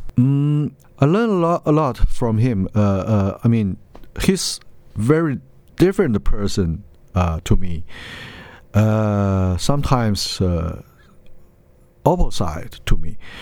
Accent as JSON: {"language": "English", "town": "Lanzhou", "region": "Gansu", "country": "China", "tie": "born or raised there", "said": "Lanzhou. It's my hometown."}